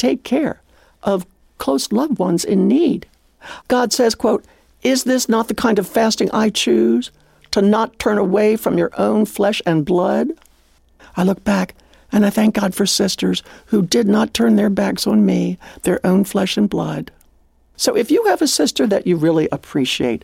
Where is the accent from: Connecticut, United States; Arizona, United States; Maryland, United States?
Maryland, United States; Growing up on the Maryland farm, we all joined 4-H Club